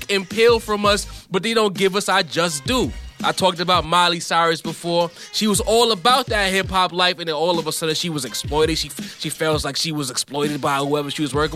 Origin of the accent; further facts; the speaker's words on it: New York, United States; I'm from New York